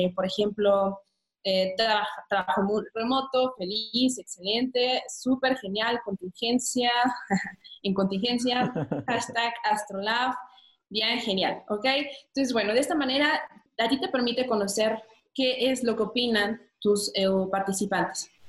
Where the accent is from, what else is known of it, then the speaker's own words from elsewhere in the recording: Mexico; moved away as an adult; also born or lived in France; decidí regresarme a México porque ya extrañaba mucho mi país